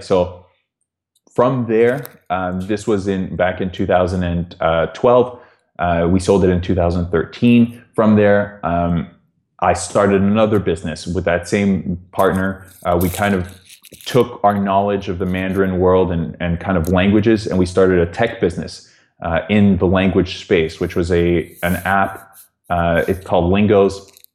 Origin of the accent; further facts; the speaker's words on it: Toronto, Ontario, Canada; moved away as an adult; also born or lived in London, United Kingdom; I'm from Toronto